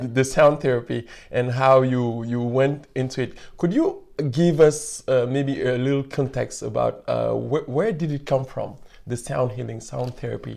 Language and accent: English; Senegal; moved away as an adult; now in Canada; I'm from Senegal